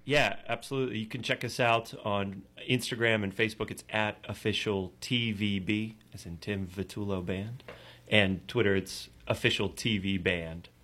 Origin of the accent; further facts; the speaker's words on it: Pittsburgh, Pennsylvania, United States; Pittsburgh, born and raised. I live in the city now